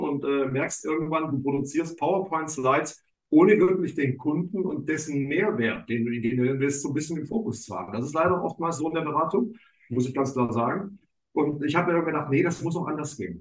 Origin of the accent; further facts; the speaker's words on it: Swabia, Baden-Württemberg, Germany; moved away as an adult; now in Hamburg, Germany; ich bin eigentlich, vielleicht hört man so ein bisschen noch, ich bin eigentlich Schwabe